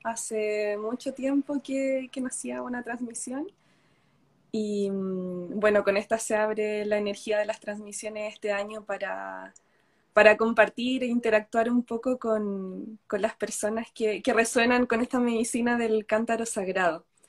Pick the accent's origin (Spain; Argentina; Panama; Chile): Chile; estoy en Chile, vivo en Chile, nací en Chile.